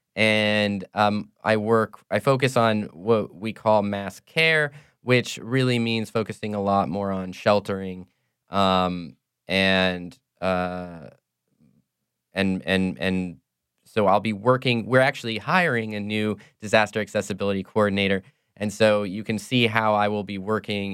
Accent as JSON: {"language": "English", "town": "Cedar Rapids", "region": "Iowa", "country": "United States", "moved": "as an adult", "lives_now": "New Orleans, United States", "said": "I'm not from New Orleans originally. I'm from, uh, Cedar Rapids, Iowa"}